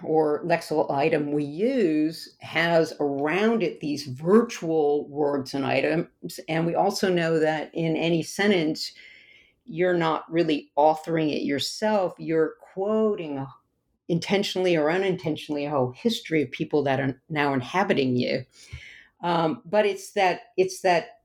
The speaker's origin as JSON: {"language": "English", "region": "the South", "country": "United States", "tie": "born or raised there", "said": "I grew up in the South"}